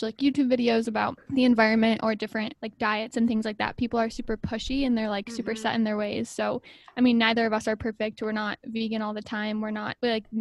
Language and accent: English; Rochester, New York, United States; I'm from Rochester, New York. It's upstate, kind of far away